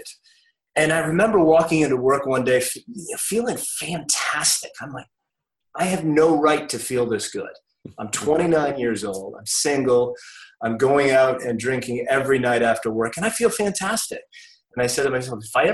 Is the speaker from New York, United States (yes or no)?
no; Maine, United States; moved away as an adult; now in Mooresville, United States; I moved here from Maine, where I grew up